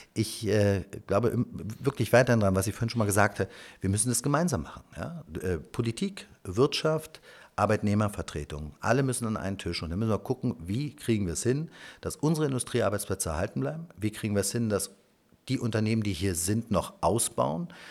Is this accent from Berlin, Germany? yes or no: yes; Berlin, Germany; Ich bin in Spandau tatsächlich geboren